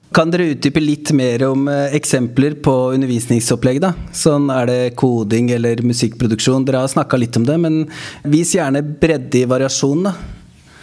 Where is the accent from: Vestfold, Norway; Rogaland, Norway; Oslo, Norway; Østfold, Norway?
Vestfold, Norway; Stavern; moved away; Larvik, min hjemkommune. Jeg kommer jo opprinnelig fra Stavern